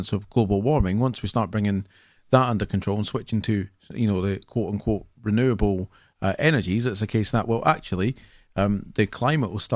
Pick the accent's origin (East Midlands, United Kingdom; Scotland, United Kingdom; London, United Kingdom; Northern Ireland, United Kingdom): Scotland, United Kingdom; I'm from Scotland